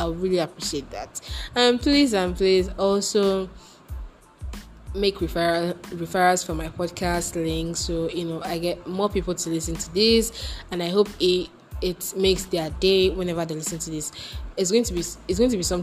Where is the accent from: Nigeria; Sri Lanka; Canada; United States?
Nigeria; as a Nigerian person